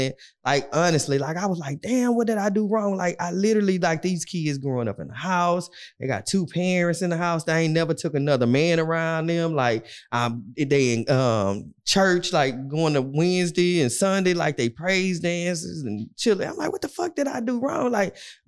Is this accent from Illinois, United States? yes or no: no; Houston, Texas, United States; I'm from Fifth Ward